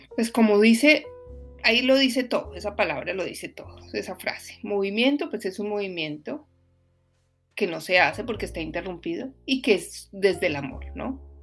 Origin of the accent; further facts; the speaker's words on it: Bogotá, Colombia; moved away; soy de Bogotá